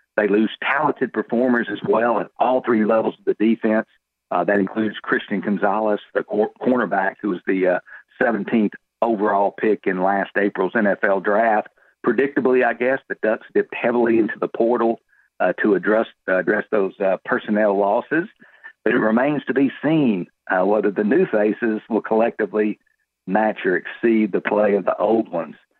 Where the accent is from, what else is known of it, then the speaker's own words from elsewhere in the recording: Texas, United States; here out of my home state of Texas